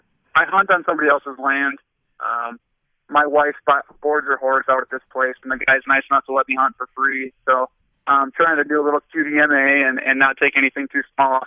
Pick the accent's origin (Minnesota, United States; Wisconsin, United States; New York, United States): Wisconsin, United States; River Falls; accent: Wisconsin; now in Fond du Lac, United States; Grew up up by River Falls, Wisconsin, kind of that northwest part of Wisconsin, but currently live over by Fond du Lac.